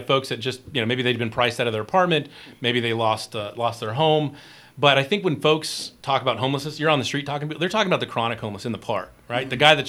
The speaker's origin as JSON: {"language": "English", "town": "Colton", "region": "California", "country": "United States", "tie": "born or raised there", "said": "I'm a school board member at Colton, Joint Unified School District, okay. My hometown school district."}